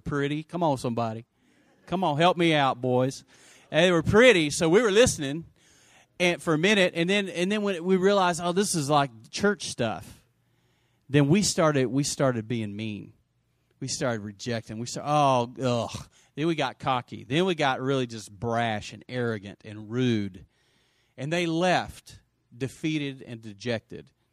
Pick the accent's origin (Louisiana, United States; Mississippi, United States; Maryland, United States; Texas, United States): Texas, United States; Lubbock; also born or lived in Post, Texas; I grew up in Lubbock